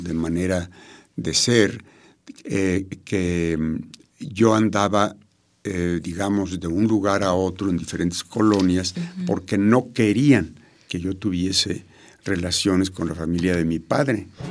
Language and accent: Spanish; Mexico City, Mexico; yo nací en México, Distrito Federal. Soy de Feño.